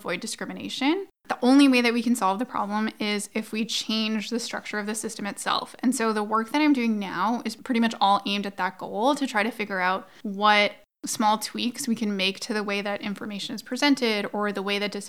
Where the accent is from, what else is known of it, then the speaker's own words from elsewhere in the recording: Alberta, Canada; I'm an Albertan